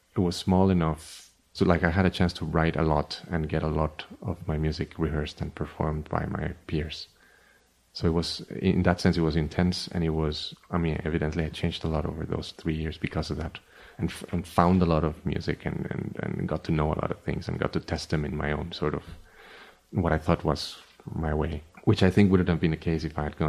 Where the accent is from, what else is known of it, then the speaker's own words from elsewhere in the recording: Costa Rica; moved away as an adult; also born or lived in Miami; I was born in Costa Rica, and I left in 1999 to study composition